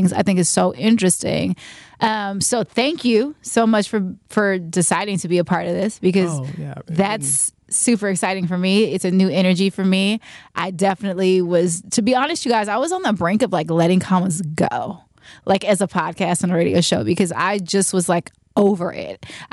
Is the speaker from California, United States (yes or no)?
yes; Richmond, California, United States; I come from the Bay Area, Richmond, California, to be exact